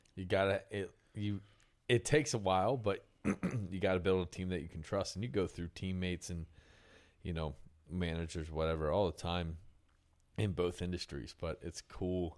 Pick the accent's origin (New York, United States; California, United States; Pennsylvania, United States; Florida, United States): Pennsylvania, United States; moved away as an adult; now in Nashville, United States; I'm from Pennsylvania, so that East Coast grind